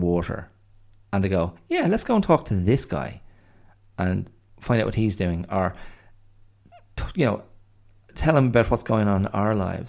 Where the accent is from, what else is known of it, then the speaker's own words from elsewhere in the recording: Ireland; now in Australia; being an Irish man abroad, I was grateful to Australia.